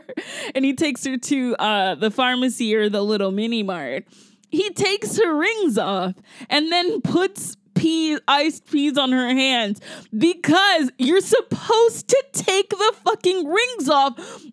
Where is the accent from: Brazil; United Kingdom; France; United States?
United States; the South; maybe it's because I'm from the South, but whenever I see it in movies, and it's two movies now that I've seen it, I get incredibly mad.